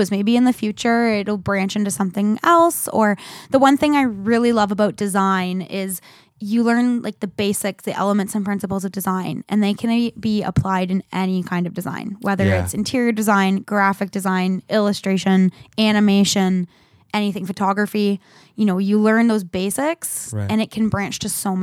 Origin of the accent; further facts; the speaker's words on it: Maryhill, Ontario, Canada; I grew up in Maryhill, a little village in the township of Woolwich.